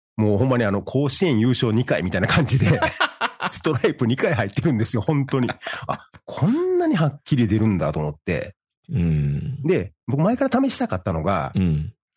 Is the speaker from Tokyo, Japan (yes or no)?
no; Osaka, Japan; もともと大阪の京橋っていうところに、あの、生まれ育ってる